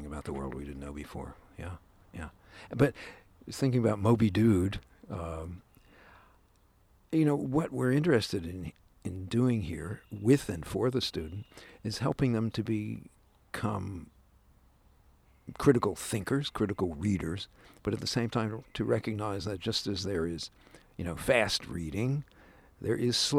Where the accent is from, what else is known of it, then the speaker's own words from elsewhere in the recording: New Jersey, United States; I grew up in Jersey